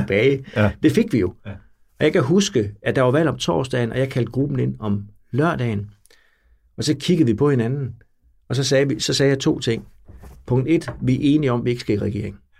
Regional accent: near Bjerringbro, Central Denmark Region, Denmark; Det lå øh, 12 km væk, hvor jeg voksede op

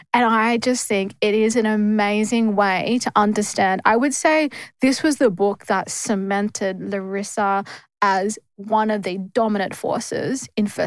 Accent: Wiradjuri Country, New South Wales, Australia; now in Sydney, Australia; we are from Wiradjuri Nurumbang

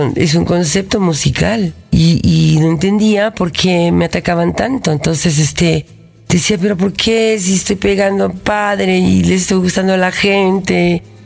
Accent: Mexico City, Mexico; nací yo aquí en el DF. Soy orgullosamente mexicana. En el DF, en la, colonia Cuauhtémoc

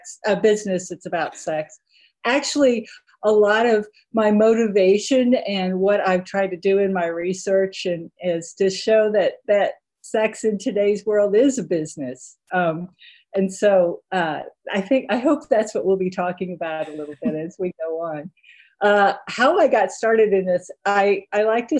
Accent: Texas, United States; I grew up in Texas

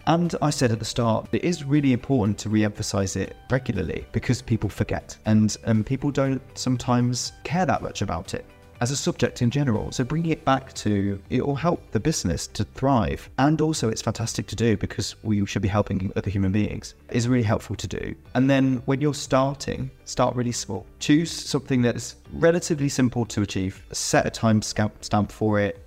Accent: United Kingdom; I grew up in the United Kingdom and went to school in the United Kingdom in the nineteen nineties and early two thousands.

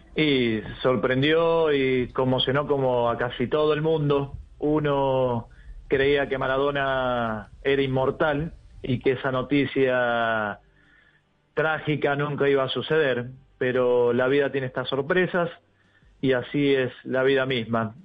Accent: Argentina; como, como argentino

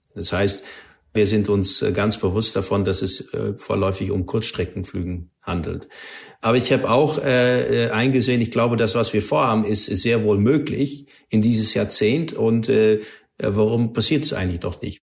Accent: Netherlands; German is a second language; moved away; ich bin Niederländer und bin auch aufgewachsen in einer Gegend, wo es eine luftwaffe stutzpunkt gab

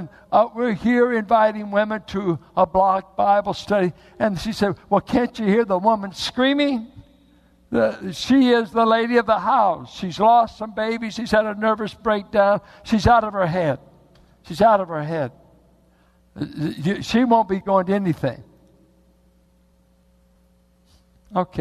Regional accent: United States

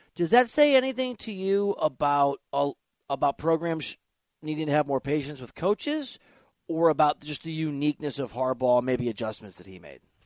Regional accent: Midwest, United States; I'm a Midwesterner, and my parents grew up in Big Ten country

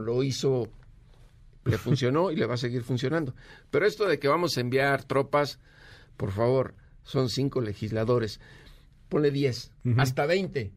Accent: Mexico; como mexicano

